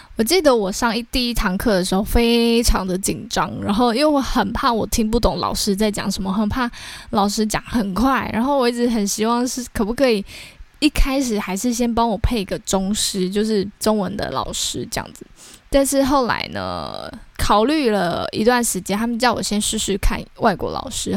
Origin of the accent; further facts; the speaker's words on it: Taiwan; 我们台湾人